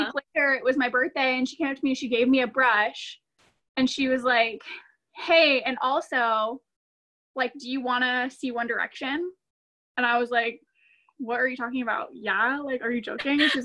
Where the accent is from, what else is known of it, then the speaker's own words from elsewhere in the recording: Cameron Park, California, United States; I'm from Cameron Park, which is in Northern California, outside of Sacramento